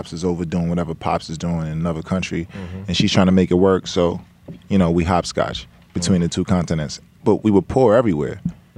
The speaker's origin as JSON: {"language": "English", "town": "Brooklyn", "region": "New York", "country": "United States", "tie": "born or raised there", "also_born_or_lived": "Georgetown, Guyana", "said": "So I'm from Brooklyn. I was born in Brooklyn, and I grew up bouncing between Brooklyn and Georgetown, Guyana."}